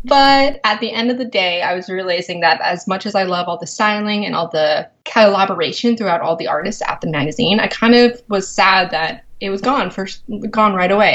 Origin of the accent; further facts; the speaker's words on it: Culver City, California, United States; moved away as an adult; also born or lived in Paris; I'm from Culver City, which is kind of the film capital of LA.